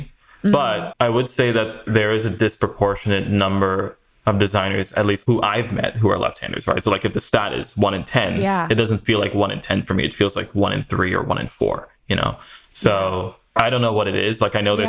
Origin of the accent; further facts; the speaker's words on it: Maryland, United States; also born or lived in New York / Sweden / Trinidad; So I was born in New York, spent some time in New York and Sweden and Trinidad, South America area growing up. But by the time I got to high school, I was fully situated in Maryland.